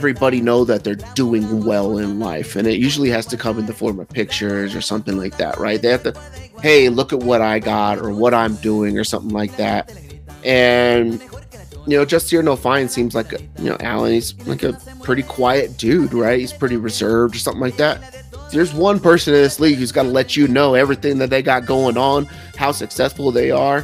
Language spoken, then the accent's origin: English; northern California, United States; I grew up in California